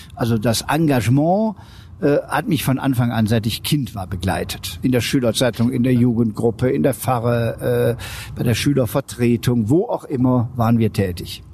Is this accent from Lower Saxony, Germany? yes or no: no; Aachen, North Rhine-Westphalia, Germany; also born or lived in Munich; In Aachen, wo ich zu Hause bin